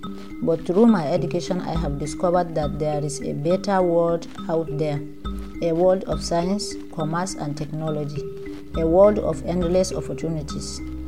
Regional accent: Guduma Kankwana, near Malaka, Jigawa, Nigeria; I was born in Guduma Kankwana, very close to this community, and after my primary and secondary education in Jigawa, I came back home

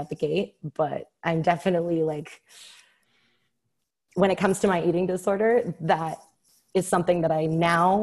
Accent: Tampa, Florida, United States; moved away as an adult; now in Denver, United States; I'm from Tampa

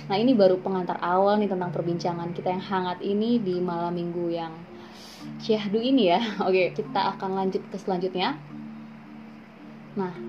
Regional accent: Cilegon, Banten, Indonesia; uh, gue dari Cilegon Kegiatan gue saat ini mengajar di salah satu SMK di kota Serang

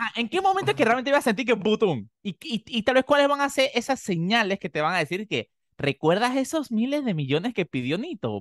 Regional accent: Panama; como panameños

